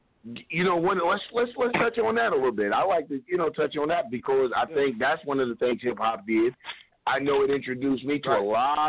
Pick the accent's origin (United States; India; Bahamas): United States; Midwest; I'm from the Midwest, like Makeda.